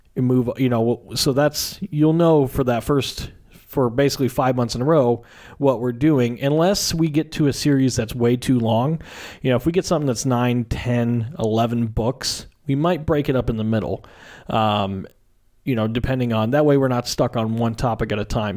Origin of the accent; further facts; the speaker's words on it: Southern Illinois, United States; moved away as an adult; also born or lived in Washington State / Arizona; now in Phoenix, United States; I am am originally from Southern Illinois. Um, grew up there